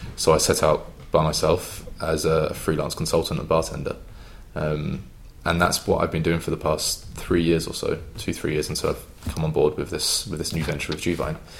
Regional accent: London, United Kingdom; accent: English; moved away as an adult; also born or lived in Cheltenham; coming from and growing up in the London area

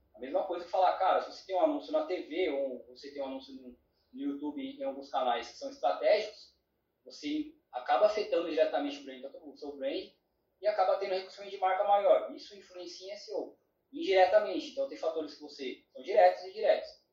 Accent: São Paulo, Brazil; eu Sou filho de Pará, paranaense com baiano, então sou de São Paulo

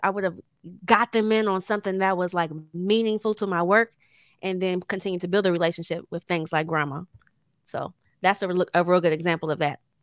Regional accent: Temple Hills, Maryland, United States; born or raised there

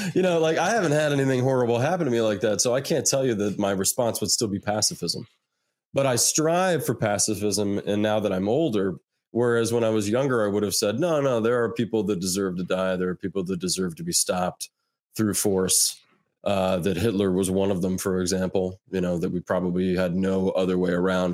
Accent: United States; as an American

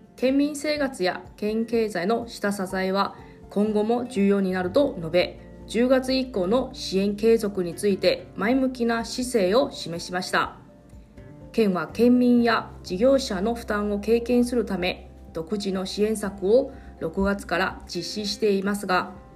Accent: Taiwan; Japanese is a second language; moved away as an adult; now in Okinawa, Japan; 私の、えー、地元の台湾

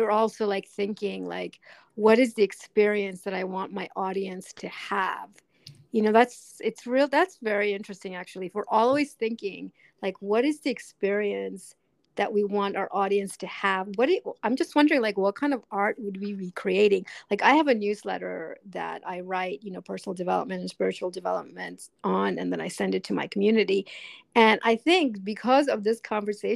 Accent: New York City, New York, United States; moved away as an adult; now in Switzerland; I grew up in New York City, so I was surrounded, you know, by the Met and the MoMA

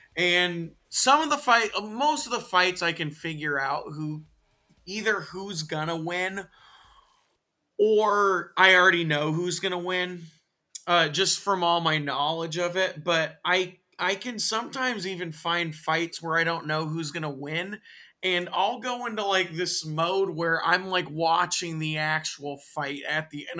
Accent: Tacoma, Washington, United States; also born or lived in Bishop, California; we eventually moved to Tacoma

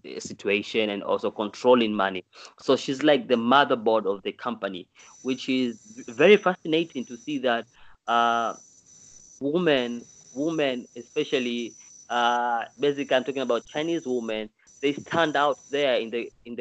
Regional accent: Dar es Salaam, Tanzania; moved away as an adult; now in China; I'm from Tanzania in a city called Dar es Salaam

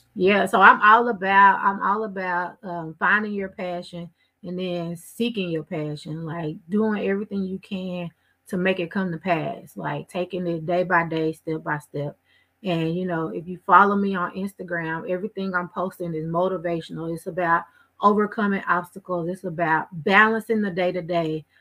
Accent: Waco, Texas, United States; I grew up in Waco

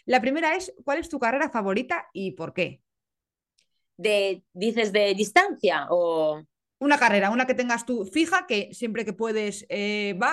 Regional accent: Italy; claro, digo, como italiana tengo que preguntarte esto

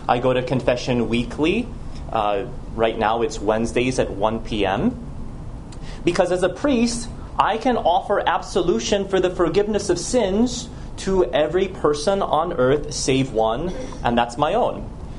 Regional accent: Los Angeles, California, United States; also born or lived in Jersey City / Chicago / Rome; I was born in Jersey City. I grew up in Los Angeles, also in Chicago, where my parents still live.

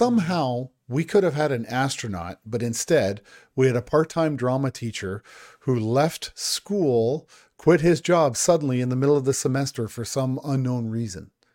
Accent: Niagara Falls, Ontario, Canada; So I grew up in Niagara Falls, Ontario. That's where I was born, raised, went to high school there.

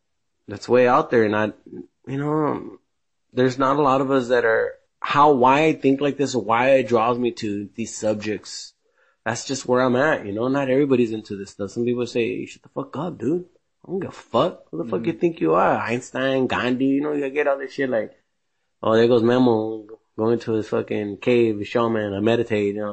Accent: United States; American born here in USA

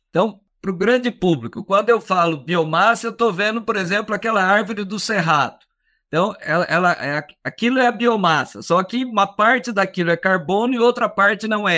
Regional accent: Minas Gerais, Brazil; eu sou de Minas Gerais

